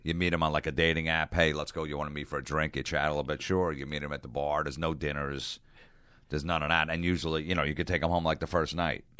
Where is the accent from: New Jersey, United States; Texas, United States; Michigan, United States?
New Jersey, United States; also born or lived in Long Island, New York; I grew up in New Jersey